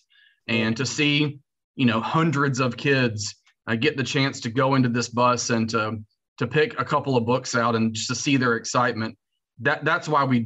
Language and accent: English; North Carolina, United States; moved away as an adult; also born or lived in New York / Texas; Born and raised in North Carolina